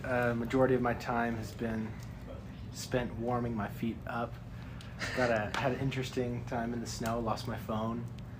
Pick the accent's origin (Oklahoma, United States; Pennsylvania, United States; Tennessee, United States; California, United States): Tennessee, United States; Nashville; moved away; I'm from Nashville.